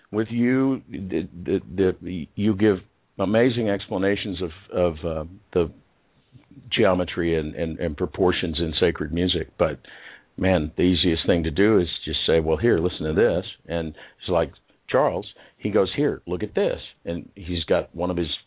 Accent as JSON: {"language": "English", "country": "Canada", "said": "I'm very Canadian."}